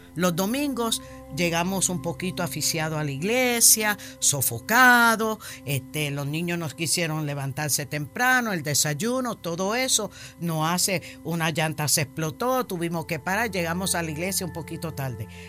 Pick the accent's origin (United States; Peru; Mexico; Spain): United States; New York; now in Florida, United States; Yo soy nacida y criada en Nueva York, de padres puertorriqueños